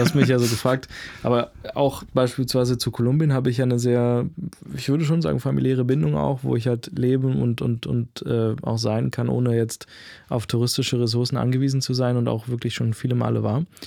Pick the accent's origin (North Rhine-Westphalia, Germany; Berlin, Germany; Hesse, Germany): Berlin, Germany; ich bin Berliner, ja, ich bin Deutscher, ich bin Europäer